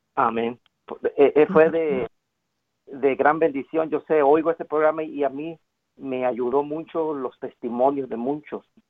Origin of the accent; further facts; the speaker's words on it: Mexico; yo soy mexicano.